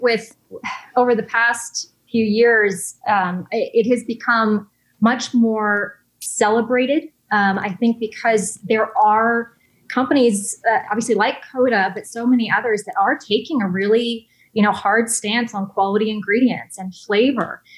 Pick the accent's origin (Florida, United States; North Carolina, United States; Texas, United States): Texas, United States; moved away as an adult; also born or lived in Los Angeles / New York; I'm from Texas originally